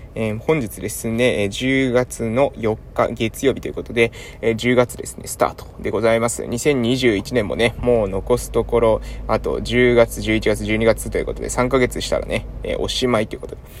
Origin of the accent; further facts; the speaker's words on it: Japan; 地元に戻ってきたのもですね